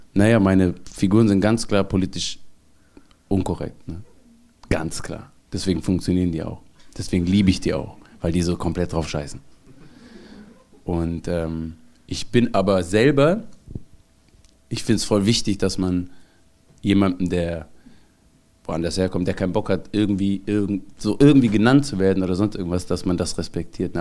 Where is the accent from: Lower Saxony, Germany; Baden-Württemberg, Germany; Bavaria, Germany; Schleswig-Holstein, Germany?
Baden-Württemberg, Germany; Mössingen; now in Cologne, Germany; ich bin Schwabe, eine Mischung aus, also eritreischer Schwabe. Ich bin da aufgewachsen